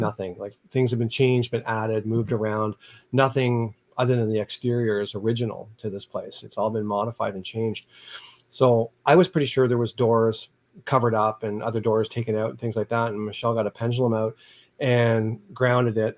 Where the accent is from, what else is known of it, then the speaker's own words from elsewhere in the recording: Niagara Falls, Ontario, Canada; I was from Niagara Falls